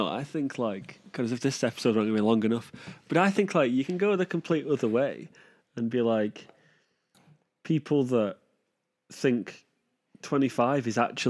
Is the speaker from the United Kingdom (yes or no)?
yes; Manchester, North West England, United Kingdom; I mean, that is amplified by the fact we're from Manchester and that haircut is very prevalent.